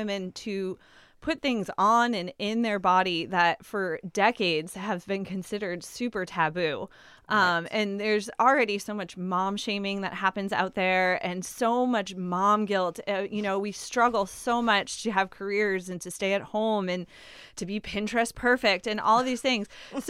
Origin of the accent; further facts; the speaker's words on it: New England, United States; I'm born and raised in New England. I love being a New Englander. I wouldn't trade it in.